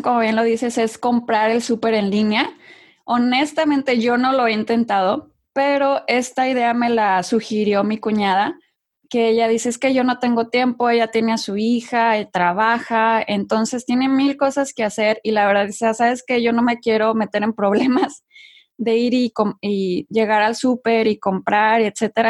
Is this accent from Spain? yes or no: no; Mexico; moved away as an adult; also born or lived in Monterrey, Mexico / London, United Kingdom; now in United States; yo soy de México, como bien lo dices, originaria de México.